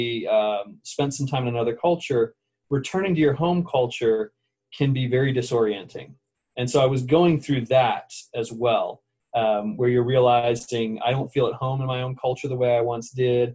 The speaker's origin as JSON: {"language": "English", "country": "United States", "said": "I am an American"}